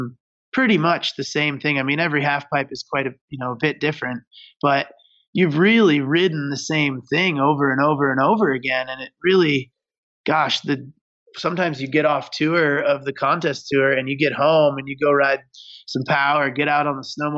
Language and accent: English; Michigan, United States; I grew up in Michigan on some really small hills.